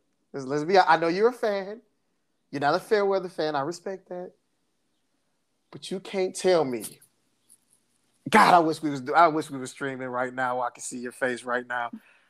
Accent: Michigan, United States; we're from Michigan.

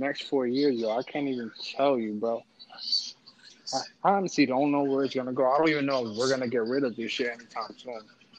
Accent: New York, United States; I'm from the Upper West Side. You can find me on 93rd Street.

